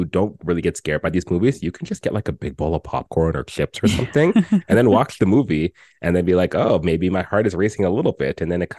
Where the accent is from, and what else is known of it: Canada